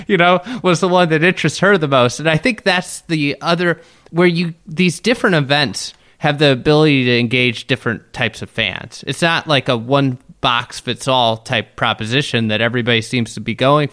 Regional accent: Chicago, Illinois, United States; I'm from Chicago

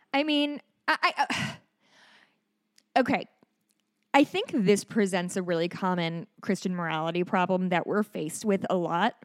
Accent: Hawaii, United States; I am a Hawaiian.

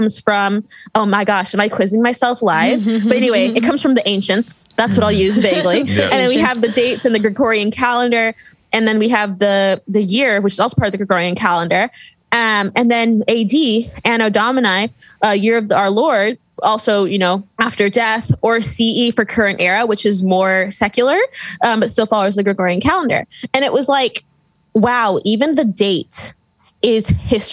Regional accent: Pasadena, California, United States; moved away as an adult; also born or lived in Louisiana; I'm from Pasadena, California, like very liberal, very, you know, coastal elite.

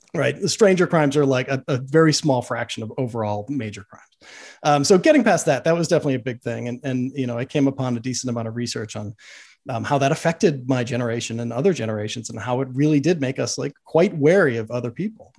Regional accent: Boston, Massachusetts, United States; I grew up in Boston

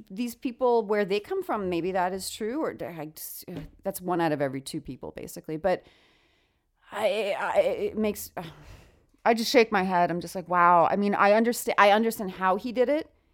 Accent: New York, United States; I come from New York.

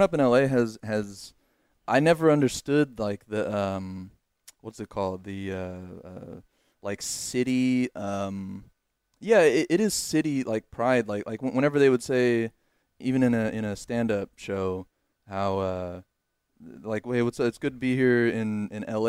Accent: Los Angeles, California, United States; moved away as an adult; now in Texas, United States; being an Angelino

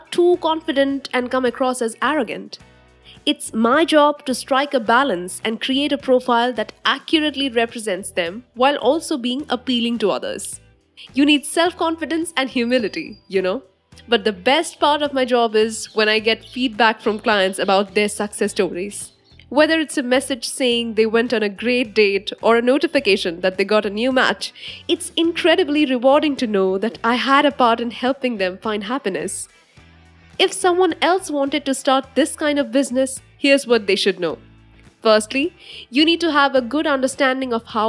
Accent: India; I am an Indian woman

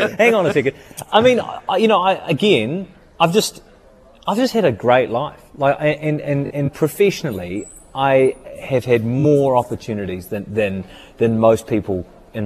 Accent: Christchurch, Canterbury, New Zealand; also born or lived in New York; I was born and raised in Christchurch

